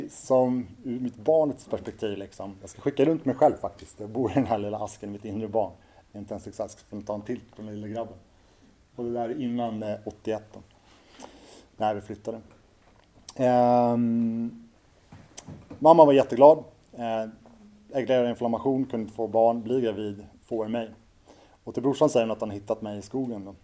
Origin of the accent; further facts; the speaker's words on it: Orminge, Stockholm County, Sweden; sen genom partiet då, som det hette så fick hon en bostad ute i Orminge. Det var där jag växte upp mina första år.